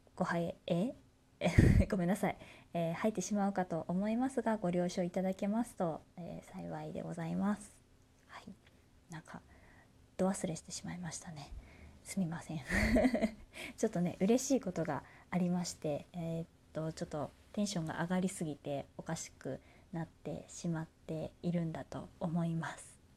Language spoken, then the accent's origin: Japanese; Kansai, Japan; moved away; 私ね、地元が関西になるんですけれども